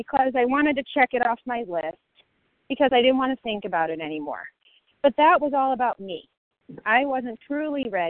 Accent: Colorado, United States; now in Chicago, United States; I'm from Colorado, currently in Chicago

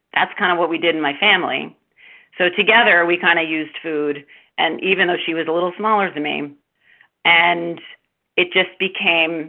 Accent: Baltimore, Maryland, United States; I grew up in Baltimore, Maryland

